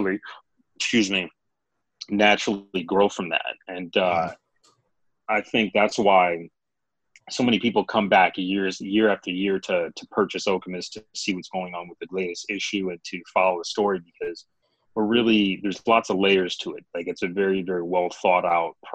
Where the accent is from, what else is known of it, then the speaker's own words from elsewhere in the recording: Grand Rapids, Michigan, United States; growing up in Grand Rapids, it was definitely a very diverse place